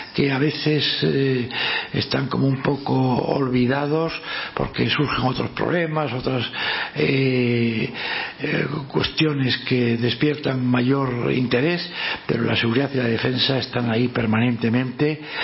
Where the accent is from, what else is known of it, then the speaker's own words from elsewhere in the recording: Spain; como español siempre he sentido pues un gran orgullo